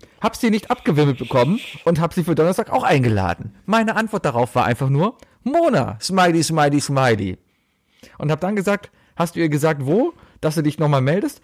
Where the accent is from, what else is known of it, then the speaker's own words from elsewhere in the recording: Cologne, North Rhine-Westphalia, Germany; ich war Stammkunde als Kind im Scherzartikelladen hier in Köln